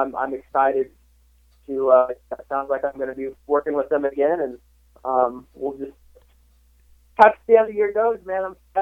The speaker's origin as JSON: {"language": "English", "region": "Texas", "country": "United States", "tie": "born or raised there", "also_born_or_lived": "Portland, Oregon", "said": "I grew up just outside of Portland, Oregon, actually. So I grew up racing Washougal, you know, a bunch of local tracks in Oregon and Washington and, you know, pretty much around there. And then I moved to Texas when I was about 10 years old"}